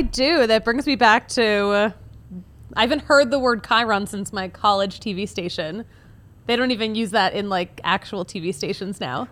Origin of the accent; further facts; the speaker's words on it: Philadelphia, Pennsylvania, United States; I'm from Philadelphia.